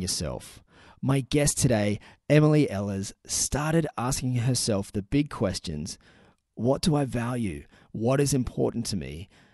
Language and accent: English; Newcastle, New South Wales, Australia; my hometown in Newcastle